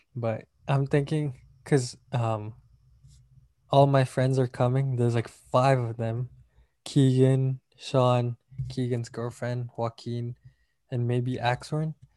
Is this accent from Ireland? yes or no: no; Malaysia; now in United States; I'm from Malaysia